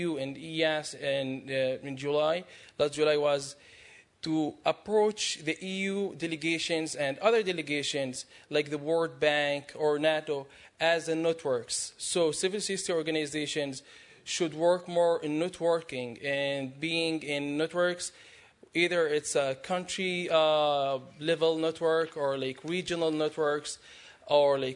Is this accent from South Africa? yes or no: no; Jordan; I'm from Jordan.